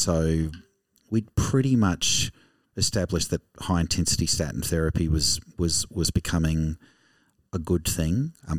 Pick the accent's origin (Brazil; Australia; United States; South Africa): Australia; Gawler, South Australia; born there; Well, I didn't grow up in Gawler. I was born in Gawler.